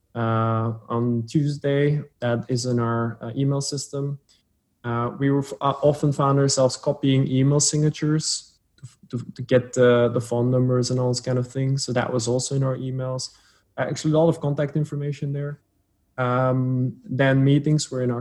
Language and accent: English; Flanders, Belgium; first language Dutch; English is a second language; also born or lived in Antwerp, Belgium; My accent is I speak Dutch as a mother tongue. But I'm not Dutch as in from the Netherlands. I'm from Belgium, from Flanders, from the Dutch speaking version. I live in Antwerp, Belgium